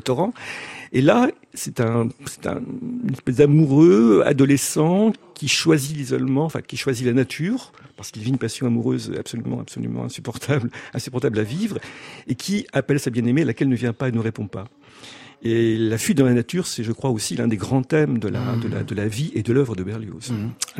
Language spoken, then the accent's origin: French; Lille, Hauts-de-France, France; je suis né à Lille